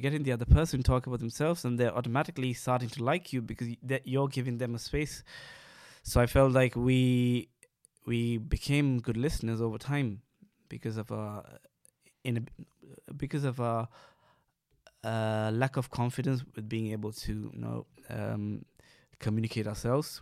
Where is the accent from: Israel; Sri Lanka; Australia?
Sri Lanka; moved away; growing up in Sri Lanka